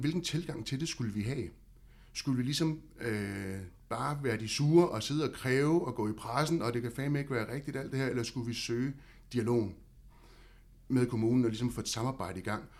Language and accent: Danish; Havnsø, Zealand, Denmark; jeg er født og opvokset i Havnsø og bor derude i dag